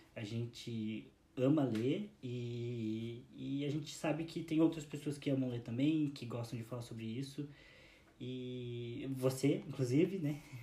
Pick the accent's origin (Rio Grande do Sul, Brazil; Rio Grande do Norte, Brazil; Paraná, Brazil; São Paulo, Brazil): Paraná, Brazil; Curitiba; a gente é de Curitiba